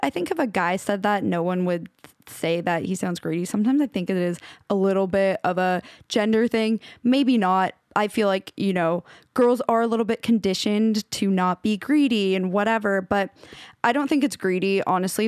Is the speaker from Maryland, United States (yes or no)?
no; Washington, United States; now in Los Angeles, United States; the town I grew up in in Washington